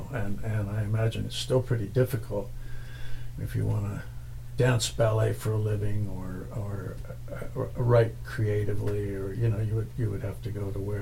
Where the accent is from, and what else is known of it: West Vancouver, British Columbia, Canada; born or raised there